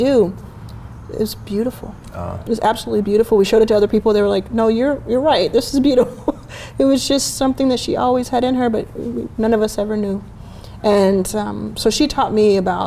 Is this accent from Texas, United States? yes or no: yes; Dallas, Texas, United States; also born or lived in Jackson, Mississippi; I was born in Jackson, raised in Dallas